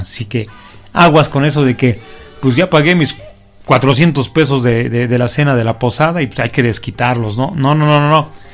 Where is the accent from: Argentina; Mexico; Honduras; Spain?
Mexico; como buenos mexicanos